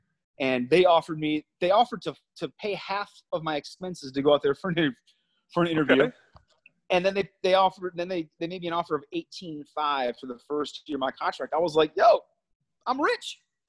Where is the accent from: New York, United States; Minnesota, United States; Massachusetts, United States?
Minnesota, United States; also born or lived in New Jersey; I'm from Minnesota. I grew up in Minnesota for the most part. I lived in New Jersey as well for about 3.5 years growing up. So I call Minnesota home